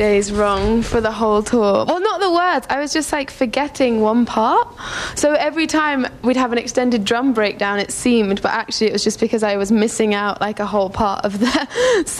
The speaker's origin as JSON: {"language": "English", "area": "Camberwell", "region": "London", "country": "United Kingdom", "tie": "born or raised there", "said": "where I grew up in Camberwell"}